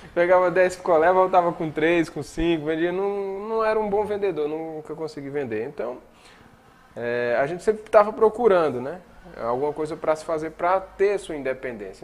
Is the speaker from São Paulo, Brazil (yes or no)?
no; Monteiro, Paraíba, Brazil; also born or lived in Sumé, Paraíba; eu me criei em Monteiro, né? Na zona rural, numa comunidade rural chamada Pocinhos